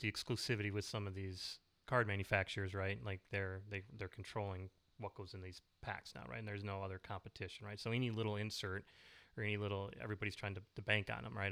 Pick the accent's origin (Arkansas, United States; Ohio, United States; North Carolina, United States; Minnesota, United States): Minnesota, United States; we're kinda born and bred in Minnesota